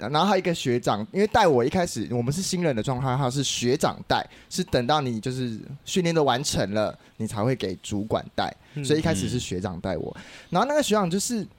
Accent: Taiwan; 白痴不知道我是台妹是不是啊？

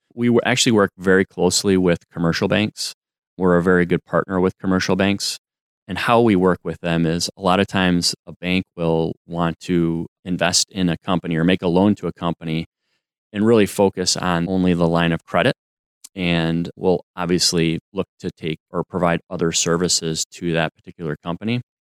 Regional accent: Madison, Wisconsin, United States; was born and raised in, uh, Madison, Wisconsin

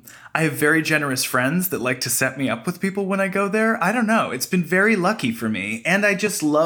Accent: Canada; now in United States; I'm Canadian

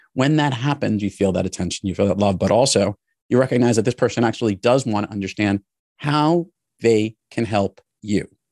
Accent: New York City, New York, United States; I grew up in New York City and in the New York area my entire life

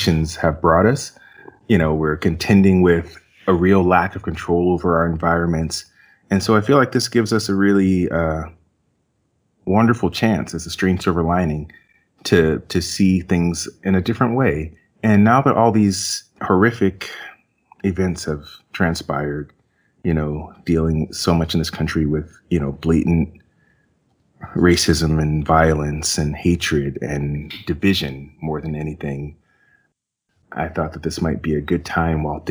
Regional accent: Westfield, New Jersey, United States; I was raised in Westfield, New Jersey

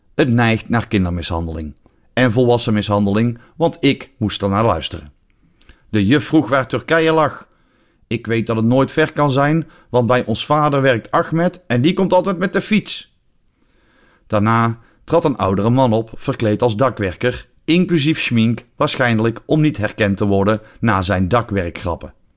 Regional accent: Netherlands; now in Belgium; mijn geboorteland

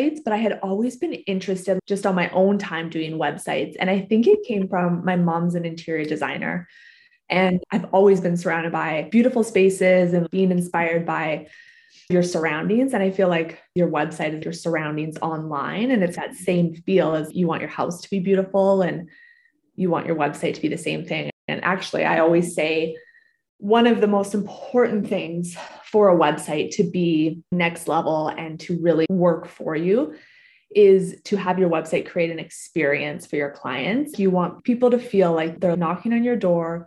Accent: Canada; moved away as an adult; now in Pittsburgh, United States; I'm originally from Canada

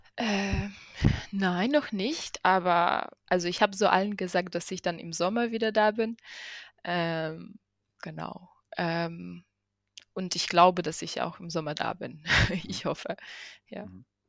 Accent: Ukraine; moved away; da wo ich herkomme und in Kiew

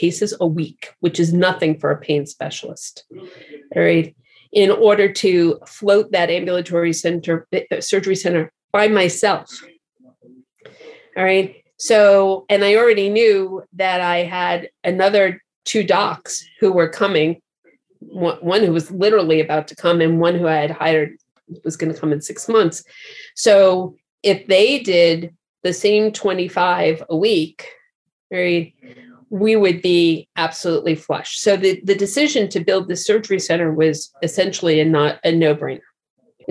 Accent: New York, United States; moved away; also born or lived in Boston / San Francisco; having grown up in New York and having gone to school in Boston

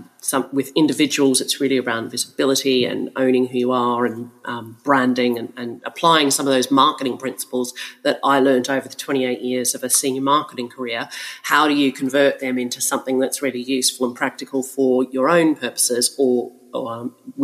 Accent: Melbourne, Victoria, Australia; accent: Australian; now in London, United Kingdom; Well, I am actually in London, but my accent is Australian. You're right. I'm a bit confused about all of that, but I've been in London for 17 years

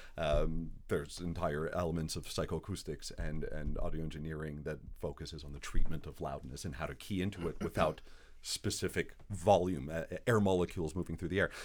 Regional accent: Montreal, Quebec, Canada; moved away as an adult; also born or lived in New York City; now in Winnipeg, Canada; I grew up in Montreal. I was, uh, raised in a Greek household in an Italian neighborhood in French Canada

